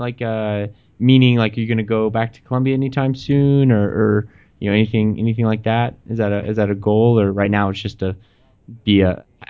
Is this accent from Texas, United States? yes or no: yes; Texas, United States; now in Pittsburgh, United States; I grew up in Texas.